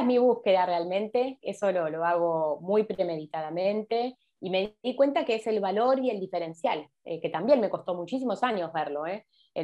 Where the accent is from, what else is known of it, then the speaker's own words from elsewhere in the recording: Argentina; como los argentinos